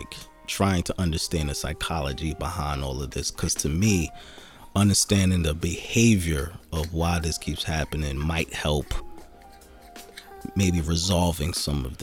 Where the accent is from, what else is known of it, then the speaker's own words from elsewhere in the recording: Jersey City, New Jersey, United States; I was born and raised in the Midtown area.